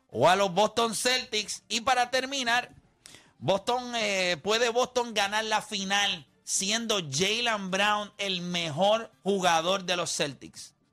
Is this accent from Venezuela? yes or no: no; Dominican Republic; como dominicanos tenemos a Peralta también.